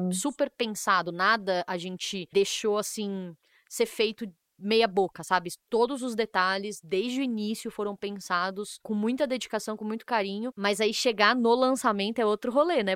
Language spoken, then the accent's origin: Portuguese; São Paulo, Brazil; Eu sou de São Paulo